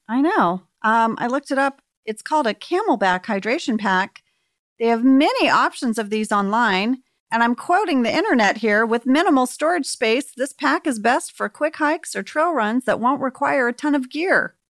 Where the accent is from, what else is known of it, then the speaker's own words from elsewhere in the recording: Archer City, Texas, United States; moved away; my hometown of Archer City, Texas, very small town in North Texas